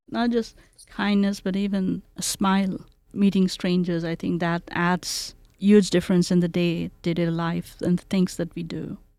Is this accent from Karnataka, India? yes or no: no; Kolkata, West Bengal, India; English is a second language; now in Boise, United States; So I grew around culture and community in Calcutta, India.